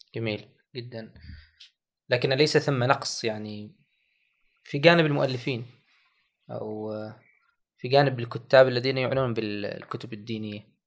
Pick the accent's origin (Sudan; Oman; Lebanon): Oman; بلدنا عمان